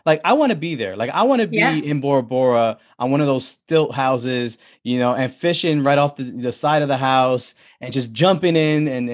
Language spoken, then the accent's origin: English; New York City, New York, United States; I grew up in the Bronx